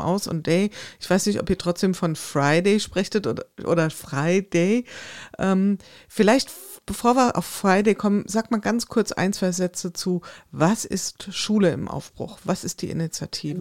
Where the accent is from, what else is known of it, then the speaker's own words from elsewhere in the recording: Hesse, Germany; ich komme aus dem Hessenland